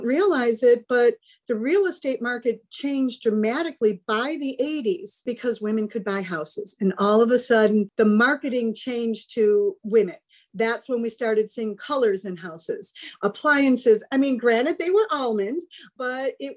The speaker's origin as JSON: {"language": "English", "town": "Chicago", "region": "Illinois", "country": "United States", "tie": "born or raised there", "said": "I was raised in Chicago by Union Catholic Chicago family"}